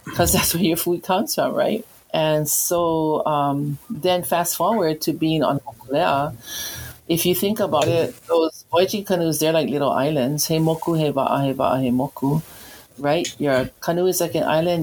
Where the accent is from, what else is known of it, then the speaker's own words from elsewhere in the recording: Kalamaula, Hawaii, United States; also born or lived in Oahu; I grew up in Kalamaula on the south shore of Molokai this is my grandmother's homestead